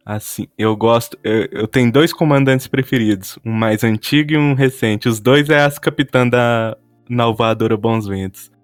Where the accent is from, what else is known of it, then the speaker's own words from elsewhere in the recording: Patos de Minas, Minas Gerais, Brazil; E eu sou do interior de Minas Gerais, uma cidade chamada Patos de Minas